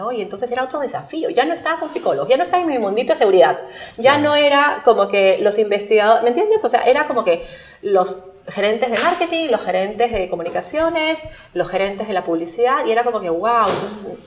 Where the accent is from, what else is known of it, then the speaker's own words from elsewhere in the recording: Lima, Peru; O sea, yo vengo de Lima con mi visión de Perú